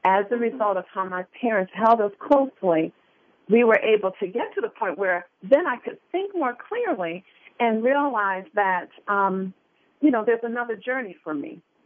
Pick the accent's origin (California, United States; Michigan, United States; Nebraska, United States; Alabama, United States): Michigan, United States; Detroit; I grew up in Detroit, Michigan